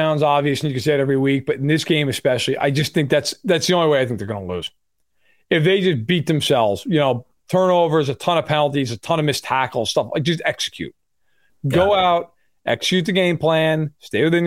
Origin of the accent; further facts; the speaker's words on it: New York, United States; moved away; I'm from New York